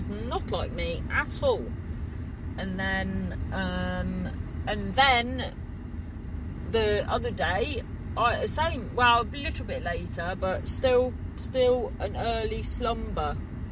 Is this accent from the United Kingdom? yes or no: yes; Cornwall, South West England, United Kingdom; growing up in Cornwall